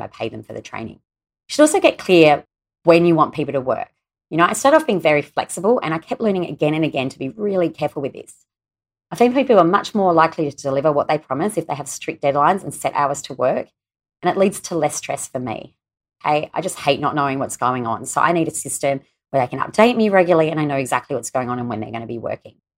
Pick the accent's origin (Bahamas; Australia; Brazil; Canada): Australia; my home country here in Australia